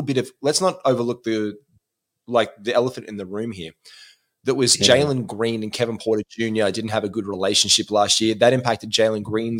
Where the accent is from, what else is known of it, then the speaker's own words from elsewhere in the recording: Australia; we know this as Australian basketball players